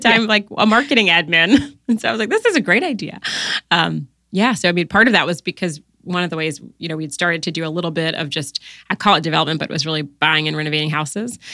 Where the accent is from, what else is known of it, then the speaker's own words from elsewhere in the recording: Newport News, Virginia, United States; moved away as an adult; also born or lived in Washington, D.C.; I grew up in, uh, Newport News, Virginia